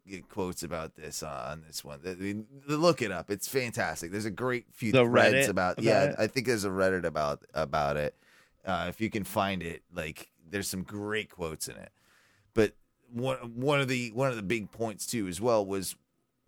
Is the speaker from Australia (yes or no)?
no; United Kingdom; as a Brit